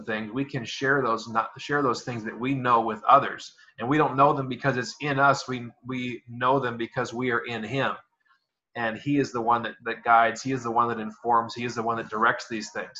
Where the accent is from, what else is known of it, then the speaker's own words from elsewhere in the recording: United States; moved away as an adult; now in American Samoa; But I am from the United States originally